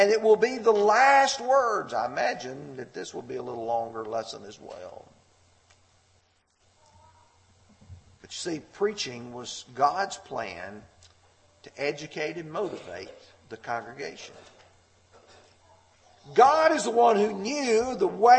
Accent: Lamar County, Alabama, United States; growing up in Lamar County, Alabama

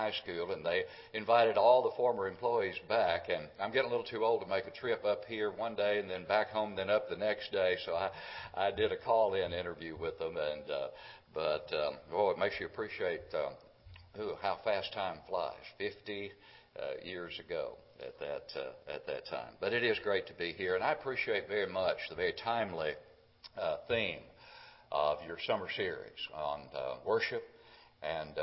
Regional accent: Smithville, Tennessee, United States; just about 20 miles from my hometown of Smithville

